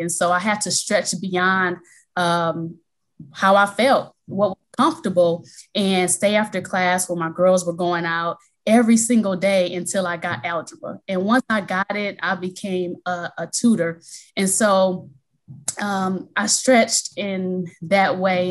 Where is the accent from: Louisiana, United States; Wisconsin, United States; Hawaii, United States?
Wisconsin, United States; Milwaukee; now in Chicago, United States; I'm originally from Milwaukee, Wisconsin, and I currently reside in Chicago, Illinois.